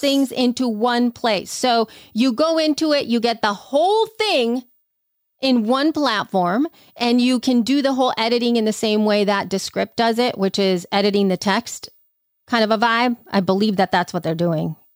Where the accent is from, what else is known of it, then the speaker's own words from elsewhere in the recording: El Salvador; moved away; growing up in El Salvador